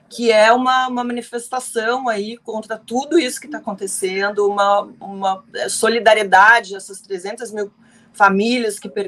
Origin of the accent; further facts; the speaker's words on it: Paraná, Brazil; o paranaense, eu sou paranaense